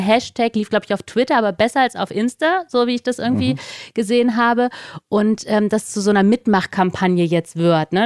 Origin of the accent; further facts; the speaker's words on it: Northern Germany, Germany; ich auch als Norddeutsche